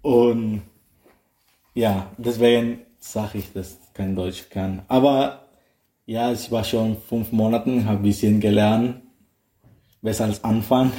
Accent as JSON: {"language": "German", "country": "Nicaragua", "second_language": "German", "moved": "as an adult", "lives_now": "Baden-Baden, Germany", "said": "Ich komme aus Nicaragua."}